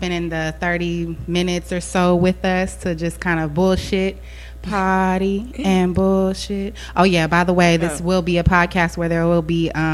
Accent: Houston, Texas, United States; moved away as an adult; now in San Antonio, United States; I'm actually originally from Houston, Texas, but I'm currently residing in San Antonio. I came out here for school

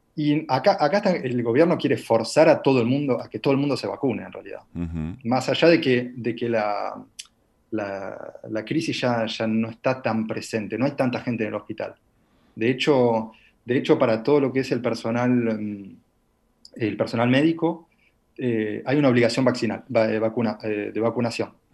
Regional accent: La Plata, Buenos Aires Province, Argentina; moved away as an adult; now in Paris, France

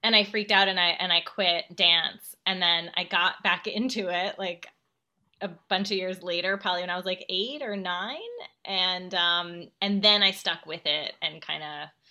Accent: New Jersey, United States; I was like commuting from New Jersey after school

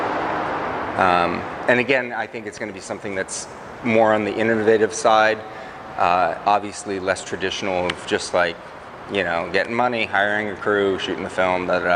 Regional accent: Everett, Washington, United States; my hometown of Everett

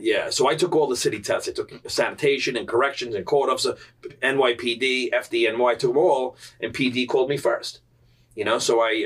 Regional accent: New York City, New York, United States; growing up in Staten Island, it's a culture

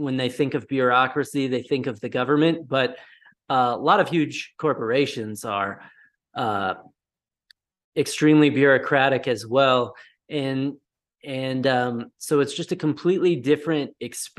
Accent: Colorado, United States; I'm originally from Colorado, and I'm currently in Colorado as well

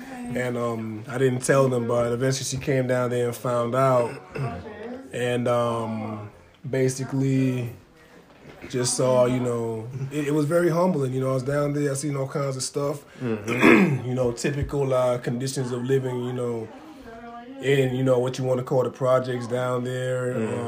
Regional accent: Stoughton, Massachusetts, United States; also born or lived in Dorchester; I was born in Dorchester, which everybody considers a hood, and we moved to Stoughton.

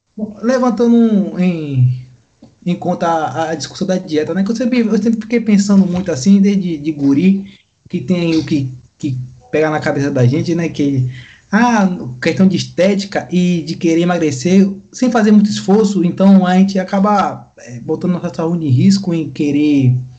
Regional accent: Bahia, Brazil; nós, como baiano, temos a nossa tradição de comer no, em meio aquele prato cheio

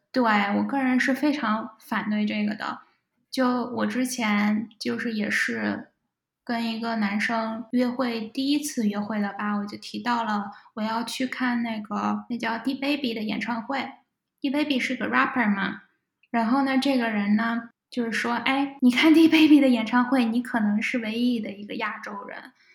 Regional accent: China; moved away as an adult; also born or lived in Texas; now in Atlanta, United States; 我是来自国内

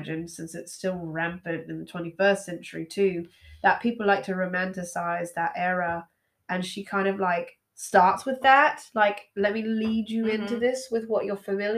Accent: the South, United States; I was raised in the South

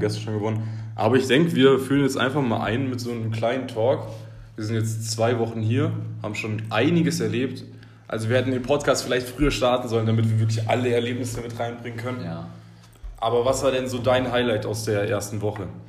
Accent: Germany; moved away as an adult; now in Buwenda, Uganda; Ich komme aus Deutschland

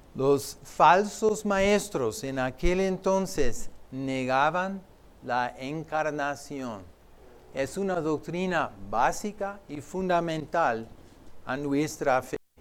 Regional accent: Philadelphia, Pennsylvania, United States; yo soy de Filadelfia tú, pero de otra Filadelfia

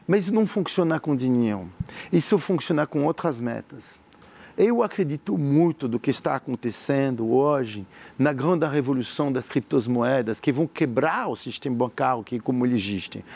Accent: France; Portuguese is a second language; moved away as an adult; now in Brazil; como um empreendedor francês como eu, que tive tudo lá em França

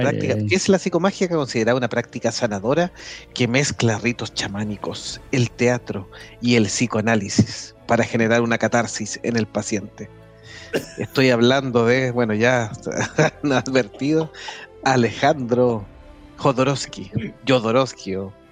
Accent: Chile; nos preguntó dónde éramos, y cuando le dije Chile

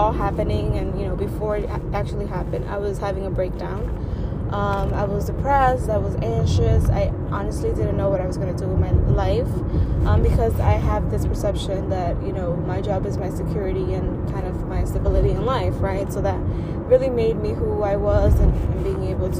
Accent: New York City, New York, United States; born and raised in Washington Heights

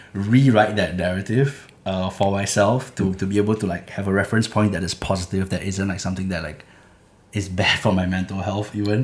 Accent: Singapore; where I was growing up in Clementi

